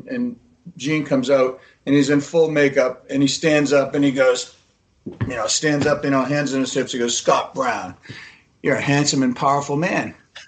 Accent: Haifa, Haifa District, Israel; born there; This is Israel. Listen, I was born in Haifa.

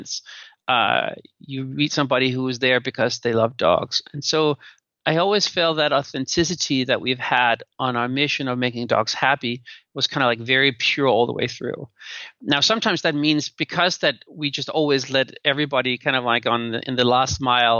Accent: Denmark; moved away; And now I'm from Denmark, which is like a very equal society.

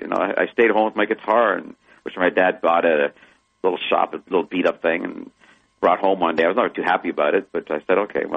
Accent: Canada; born there; also born or lived in Germany; Well, I was born in Canada. I was born in Canada, but I was stayed less than a year in Vancouver.

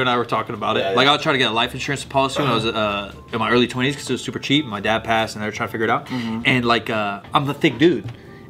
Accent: Sacramento, California, United States; growing up in California. It may sound stupid to people listening, but like in Sacramento, you get a strawberry year round.

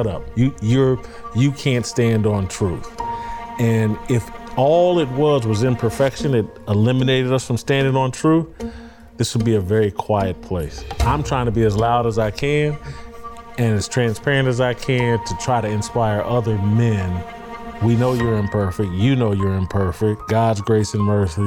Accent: Indiana, United States; I'm from Indiana

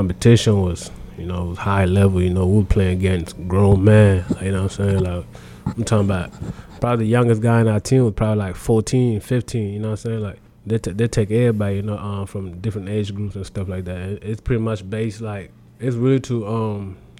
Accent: Adelaide, South Australia, Australia; also born or lived in South Sudan / Canberra; I was born in South Sudan, and then my family went to Australia when I was about 9

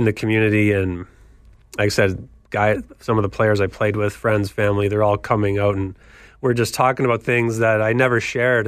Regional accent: Kitchener, Ontario, Canada; growing up in Canada playing hockey at Victoria Park down the street and Trillium Public School over where I grew up in Laurentian Hills

